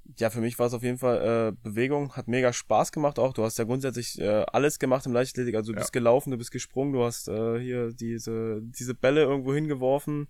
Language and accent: German; Rathenow, Brandenburg, Germany; now in Halle, Germany; bin geboren in Rathenow in Brandenburg